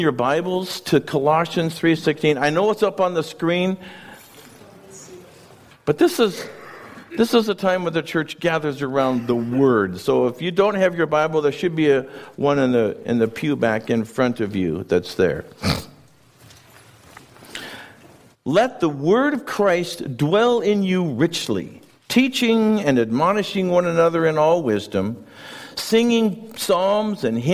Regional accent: Wenatchee, Washington, United States; now in Chelan, United States; I grew up in Wenatchee

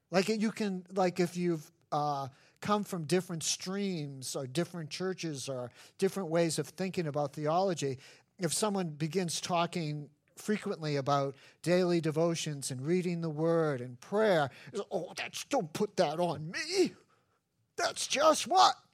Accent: New England, United States; No, I'm from New England. I want to be miserable.

